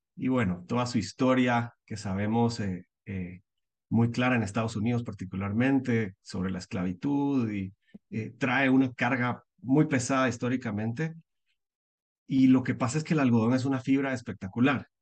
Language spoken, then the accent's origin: Spanish; Guatemala; moved away as an adult; also born or lived in United States; soy guatemalteco, nací en Guatemala, vivo en Guatemala